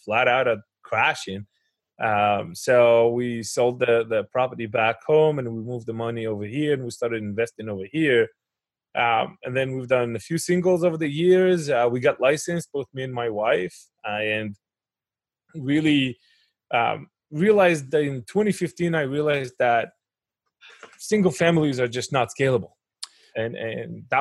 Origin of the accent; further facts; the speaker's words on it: Israel; moved away as an adult; now in United States; But I grew up in Israel. I went to the military over there. I did my engineering school over there. And I relocated to the United States in 2007.